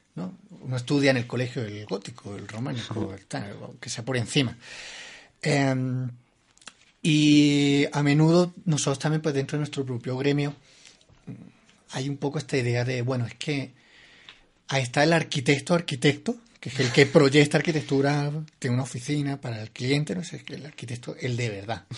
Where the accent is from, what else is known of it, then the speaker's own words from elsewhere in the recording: Granada, Andalusia, Spain; moved away as an adult; now in Bogotá, Colombia; yo soy granadino, español. Eh, soy un arquitecto que llegó a Bogotá hace ya casi cuatro años